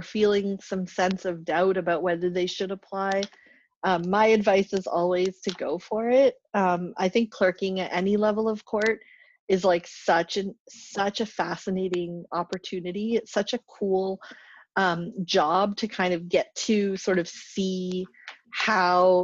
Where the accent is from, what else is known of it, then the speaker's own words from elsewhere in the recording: Grande Prairie, Alberta, Canada; I grew up in Grand Prairie, Alberta